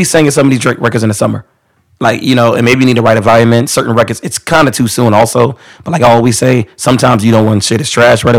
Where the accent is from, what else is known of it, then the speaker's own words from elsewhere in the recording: New Jersey, United States; I'm from Jersey, and I know and am more invested in house music and Jersey Club music than most people